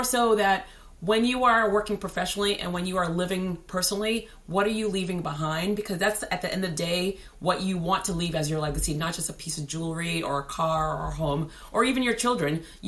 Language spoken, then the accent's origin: English; Haiti; And so born and raised in Haiti, the curious kid, literally like my parents would just say like, I go, we're afraid that she's going to get kidnapped because I would just wander.